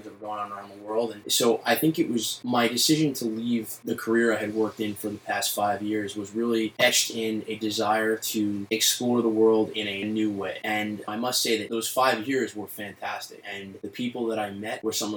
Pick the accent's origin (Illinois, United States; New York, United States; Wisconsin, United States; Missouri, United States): New York, United States; New York City; I grew up in Bay Ridge, Brooklyn